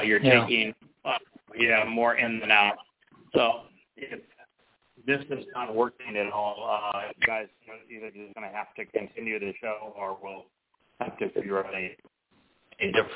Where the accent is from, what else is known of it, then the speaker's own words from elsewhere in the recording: United States; I am an American